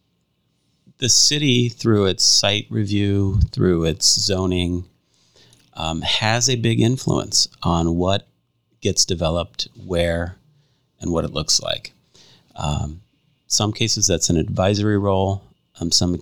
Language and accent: English; Hammond, Indiana, United States; moved away as an adult; also born or lived in Chicago, Illinois / DeMotte, Indiana; now in Valparaiso, United States; I was born in Hammond, raised in Hammond